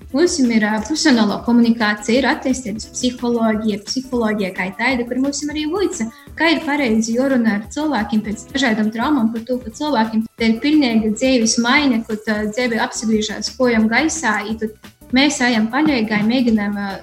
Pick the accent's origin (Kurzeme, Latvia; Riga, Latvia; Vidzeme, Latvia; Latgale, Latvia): Latgale, Latvia; Rušenica, Riebiņi municipality; esmu no Rušelnas, Rībaņu novads